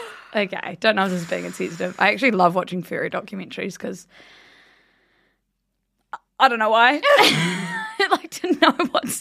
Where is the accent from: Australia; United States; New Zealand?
New Zealand; Blenheim, Marlborough; moved away; I just went home to my hometown Blenheim